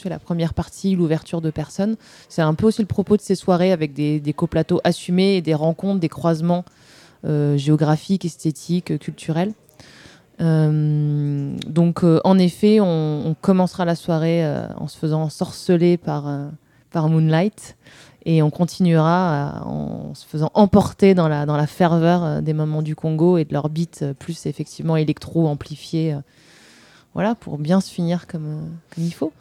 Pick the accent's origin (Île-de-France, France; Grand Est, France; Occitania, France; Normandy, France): Occitania, France; Marciac; je viens, enfin, j'ai grandi dans le Gers, plus précisément dans un petit village d'irréductibles musiciens jazzeux, qui est donc Marciac.